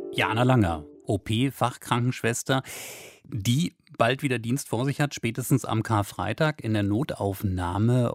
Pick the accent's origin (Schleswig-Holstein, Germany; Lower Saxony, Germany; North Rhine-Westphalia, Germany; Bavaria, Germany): Lower Saxony, Germany; Wolfsburg; meiner Heimatstadt beispielsweise Wolfsburg